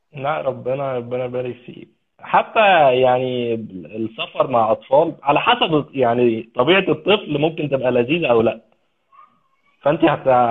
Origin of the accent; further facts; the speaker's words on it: Egypt; moved away; عندنا في مصر